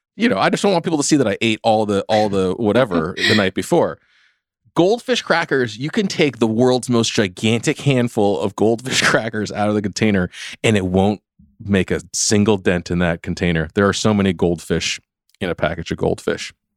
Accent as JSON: {"language": "English", "region": "California", "country": "United States", "tie": "born or raised there", "said": "I grew up in California. I've never lived on the East Coast."}